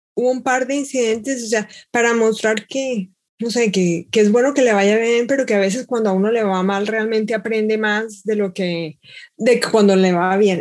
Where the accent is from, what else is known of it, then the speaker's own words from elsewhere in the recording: Bogotá, Colombia; now in Seattle, United States; nací en Bogotá y ahora vivo en Seattle